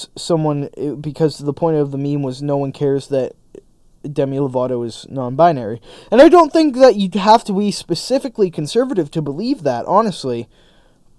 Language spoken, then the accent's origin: English; Canada; my general rights and freedoms as a Canadian citizen